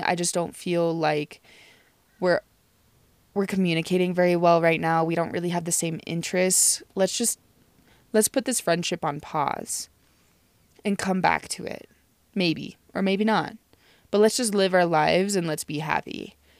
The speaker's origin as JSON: {"language": "English", "region": "Nebraska", "country": "United States", "said": "I'm from Nebraska"}